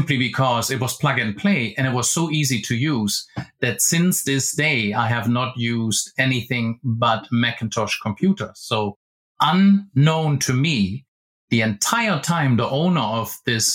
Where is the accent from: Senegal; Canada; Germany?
Germany; I originally joined an office equipment company in my hometown in Germany